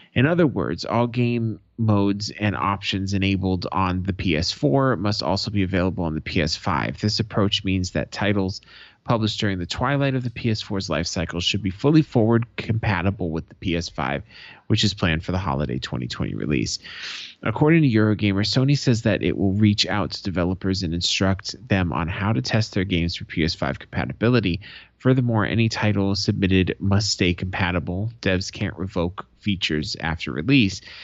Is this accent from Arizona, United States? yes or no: yes; Arizona, United States; Arizona, my home state